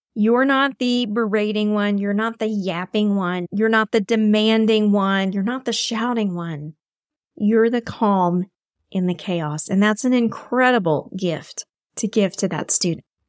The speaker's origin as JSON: {"language": "English", "region": "Texas", "country": "United States", "said": "my home state of Texas"}